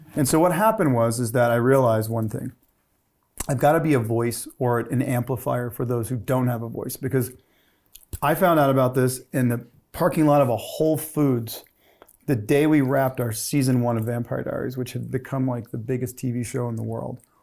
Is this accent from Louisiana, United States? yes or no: yes; Gulf of Mexico, Southeast Louisiana, United States; I grew up on the Gulf of Mexico